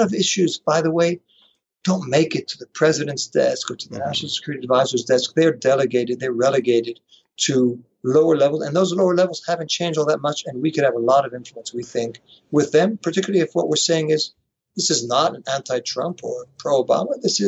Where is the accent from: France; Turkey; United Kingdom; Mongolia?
France; also born or lived in New York, United States; born in New York. And then early on, my father moved to Paris with all of us. He's a journalist. So I grew up in France. So a very international upbringing.